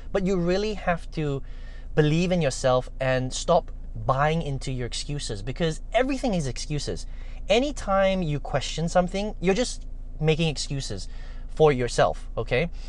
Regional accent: Malaysia; I'm Chinese, right? I'm Malaysian Chinese

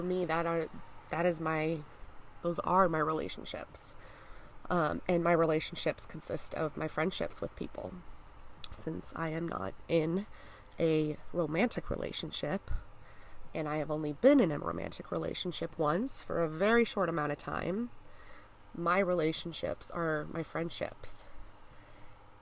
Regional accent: United States; I'm American

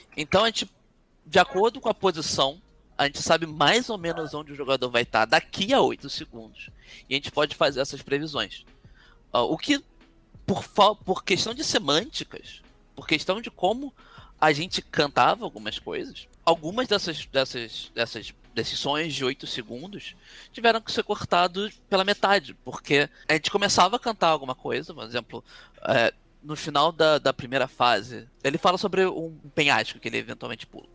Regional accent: Brazil; a gente é brasileiro

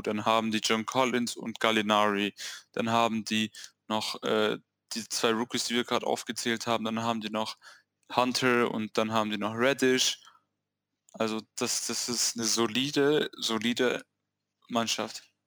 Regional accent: Swabia, Germany; Ich bin Schwabe

